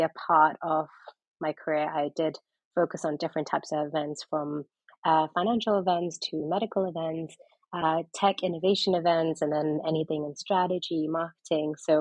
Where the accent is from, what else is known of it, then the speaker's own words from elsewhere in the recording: London, United Kingdom; also born or lived in Pakistan / New York; I am originally Pakistani, but I am from London